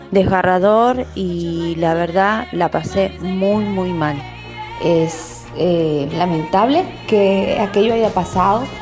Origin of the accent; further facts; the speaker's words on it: Venezuela; recuerdo que era en la mañana, estaba viendo un programa de variedades en mi país, Venezuela.